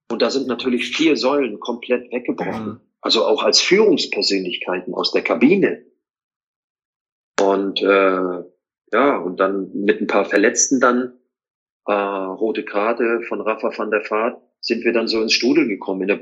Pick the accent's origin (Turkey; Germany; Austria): Germany; East Germany; ich bin ja kein Hamburger Junge, ne? ich bin ja im Osten groß geworden.